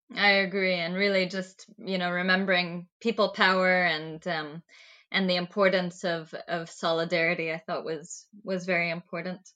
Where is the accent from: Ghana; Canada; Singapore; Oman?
Oman; growing up in Oman, I had a very particular history taught to me